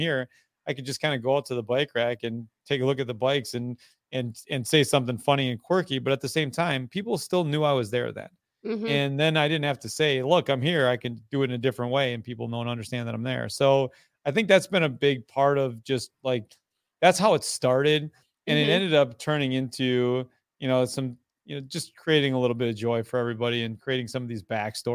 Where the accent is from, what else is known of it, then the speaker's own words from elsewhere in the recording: Fall Creek, Wisconsin, United States; I am from Fall Creek, Wisconsin, Northwest Wisconsin, hour and a half east of Minneapolis, St. Paul on the good side